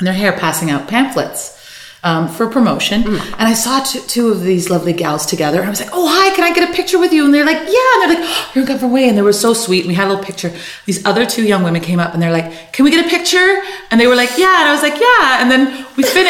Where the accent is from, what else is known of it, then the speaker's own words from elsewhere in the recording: Canada; I'm being so Canadian about it